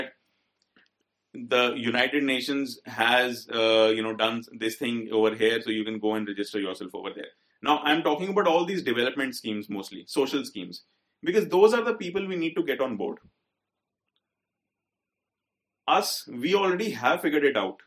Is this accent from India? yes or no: yes; India; we are privileged Indian males